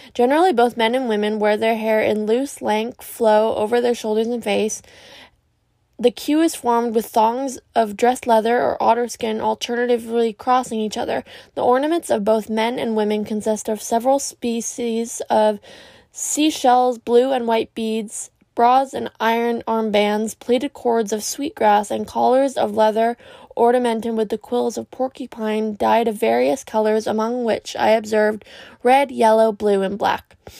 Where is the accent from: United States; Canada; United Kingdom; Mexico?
Canada; I'm Canadian